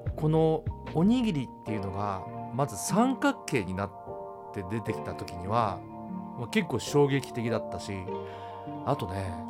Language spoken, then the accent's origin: Japanese; Hiroshima, Japan; now in Tokyo, Japan; 僕あの広島出身で西の人間なんですね